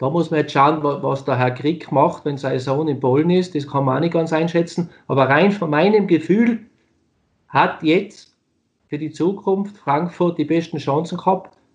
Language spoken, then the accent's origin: German; Austria; now in Germany; ich meine, nochmal, ich bin ein Österreicher, der es geschafft hat, in Deutschland zu spielen.